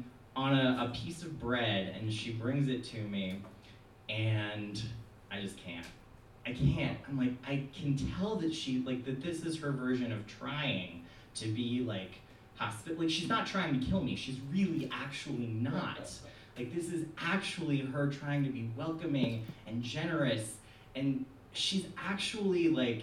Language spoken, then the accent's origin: English; New York, United States; I am a Jew from New York.